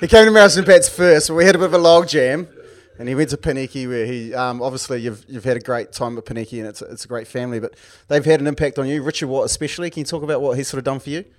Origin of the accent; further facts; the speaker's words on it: Wellington, New Zealand; we're both from Wellington